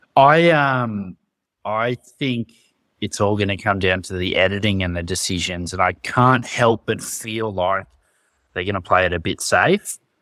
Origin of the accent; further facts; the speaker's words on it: Australia; being an Australian rugby fan